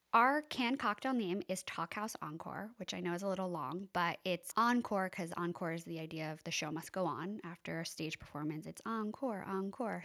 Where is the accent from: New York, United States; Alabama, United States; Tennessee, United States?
New York, United States; East Hampton; also born or lived in Boston; I was born and raised in East Hampton. grew up on Three Mile Harbor, living back there now.